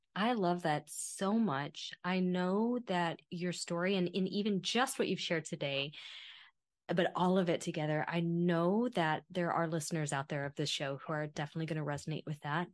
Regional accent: Kentucky, United States; first language English; moved away as an adult; now in Italy; as a kid growing up in Kentucky

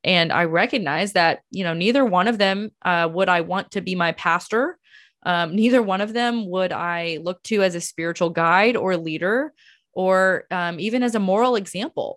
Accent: United States; as an American

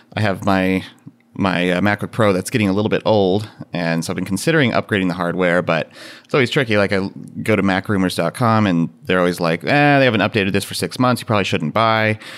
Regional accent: Central Valley of California, United States; now in Minneapolis, United States; I grew up in the Central Valley of California

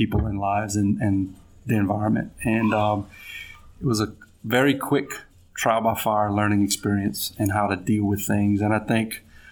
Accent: Larose, Louisiana, United States; also born or lived in Cut Off, Louisiana / Baton Rouge, Louisiana; I'm a Cajun boy from down the bayou in Lafourche Parish.

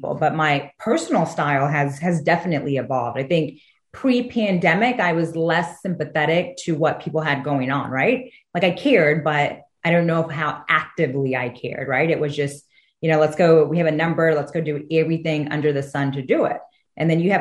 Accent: Houston, Texas, United States; I'm originally from Houston

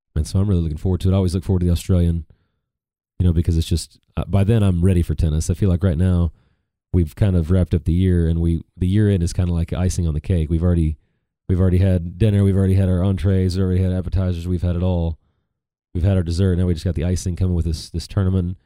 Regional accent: United States; as American tennis fans

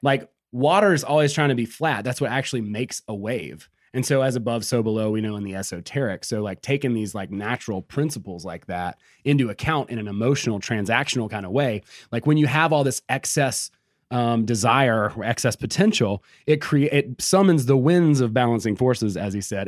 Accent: Georgia, United States; I'm from Georgia, right? Like, I'm no stranger to meth. Like, that's, you know, I grew up around, you know, just really simple country living

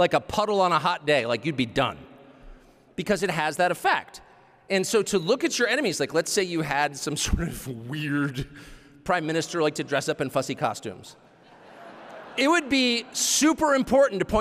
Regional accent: United States; I'm the only American

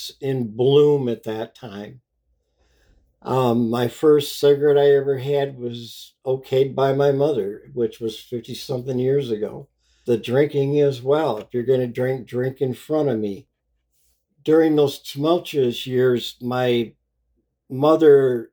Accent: Muskegon, Michigan, United States; I was born in Muskegon, Michigan in 1959

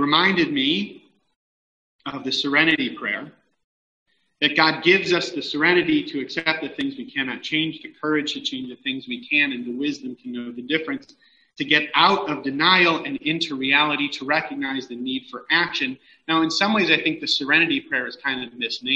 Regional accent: Los Angeles, California, United States; as a Californian, particularly as an Angeleno

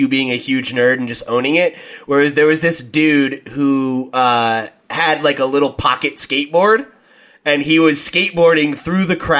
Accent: New Jersey, United States; my home state of New Jersey

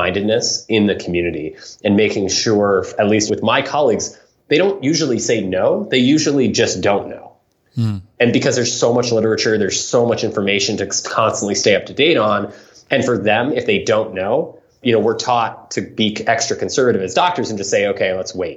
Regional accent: San Francisco, California, United States; I grew up in San Francisco

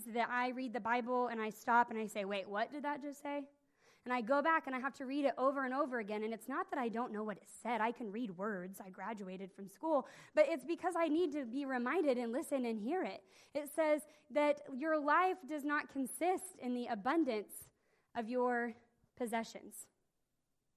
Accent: Nowata, Oklahoma, United States; I grew up in Nowata, Oklahoma, which is in the northeastern part of the state

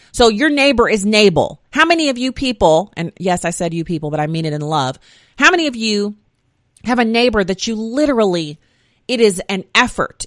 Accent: United States; I came from here. I know my history. I am generationally an American citizen

